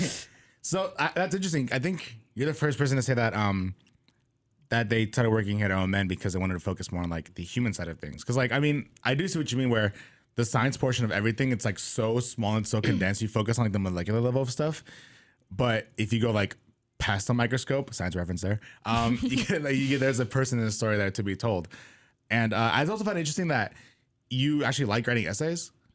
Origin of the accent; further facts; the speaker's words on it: California, United States; now in Corvallis, United States; I'm from California